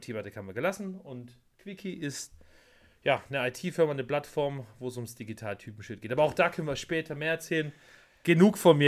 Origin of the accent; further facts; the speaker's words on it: Germany; dass ich ein Deutscher bin